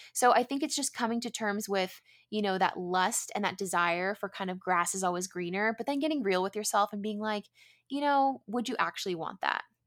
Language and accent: English; San Diego, California, United States; I grew up in San Diego, which is where I am currently